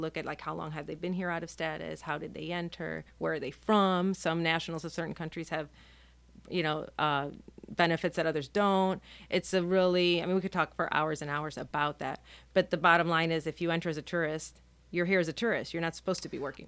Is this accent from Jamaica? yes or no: no; Nicaragua; now in Key West, United States; I'm a Nicaraguan national. I was born in Nicaragua.